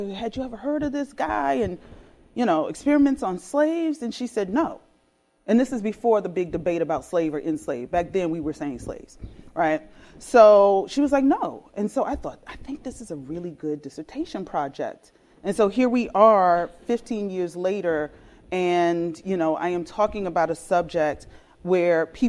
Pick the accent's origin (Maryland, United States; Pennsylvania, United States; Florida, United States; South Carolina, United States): South Carolina, United States; also born or lived in Washington, D.C.; I grew up in South Carolina and Washington, D.C.